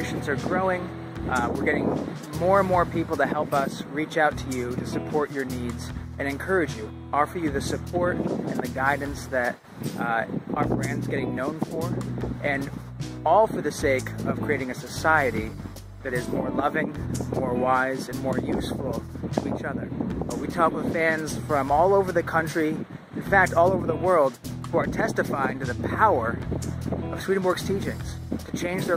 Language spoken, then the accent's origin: English; New England, United States; I'm with you here from my hometown of New England